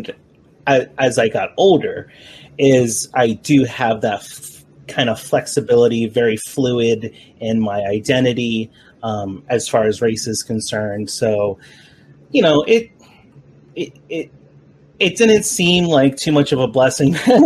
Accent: Carteret, New Jersey, United States; I was born and raised in Carteret.

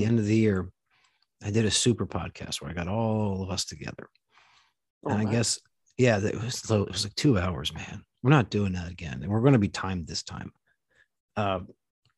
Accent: New Jersey, United States; now in Texas, United States; I'm not even from here. I'm from New Jersey.

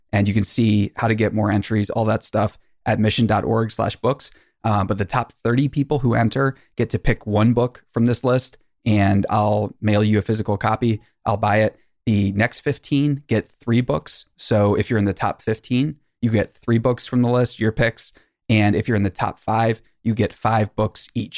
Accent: Maryland, United States; I'm from a small town in Maryland in America

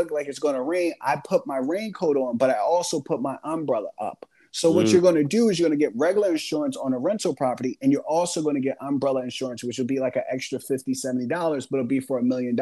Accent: Philadelphia, Pennsylvania, United States; I grew up in Philadelphia with six siblings and a single parent household

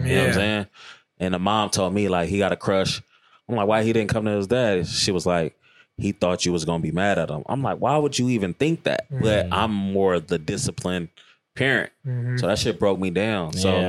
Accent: Richmond, California, United States; growing up in Richmond.

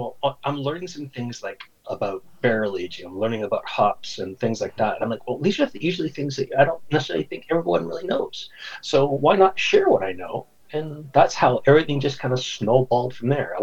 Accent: Canada; also born or lived in Ottawa, Ontario; I'm a Canuck, so I'm a Canadian out here in Ottawa, Ontario

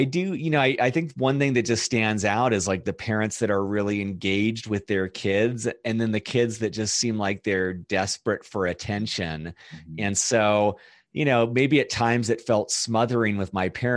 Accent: Fullerton, California, United States; moved away as an adult; also born or lived in East Coast; now in Denver, United States; I was born in Southern California in a city called Fullerton. I had an older brother and two parents. And I don't really know what to say about the upbringing. I lived there until I was 18

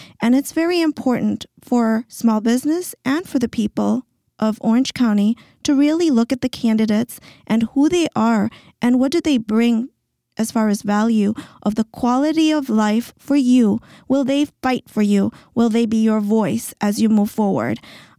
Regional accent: Zambia; So I come from Africa, from Zambia, and my father was a missionary doctor.

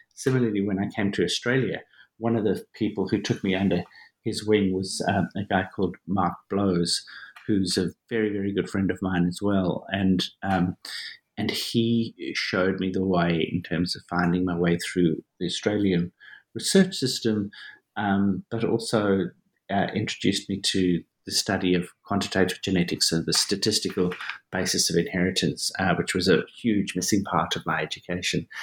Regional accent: Johannesburg, Gauteng, South Africa; I was born and I grew up in South Africa, in Johannesburg, South Africa

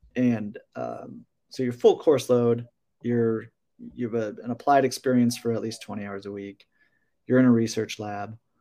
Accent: Wisconsin, United States; now in Arizona, United States; I'm from Wisconsin

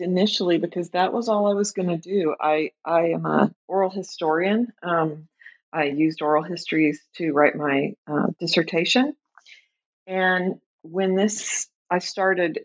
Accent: Tulsa, Oklahoma, United States; moved away as an adult; also born or lived in Chicago, United States; now in Minneapolis, United States; I grew up in Tulsa, Oklahoma. I live right now in the Twin Cities, in Minneapolis in particular

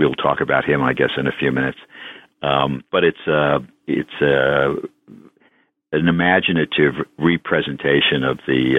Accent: New York City, New York, United States; I grew up in New York City, actually, in the neighborhood at the top end of Manhattan Island, Inwood, part of Washington Heights.

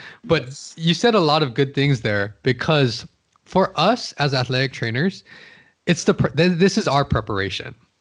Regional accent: Hawaii, United States; I'm born and raised in Hawaii

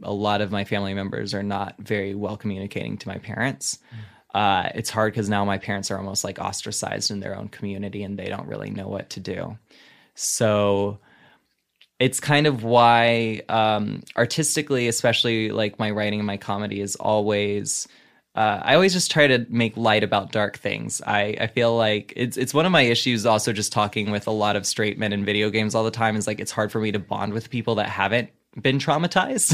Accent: the Bible Belt, the South, United States; moved away; I grew up in the Bible Belt.

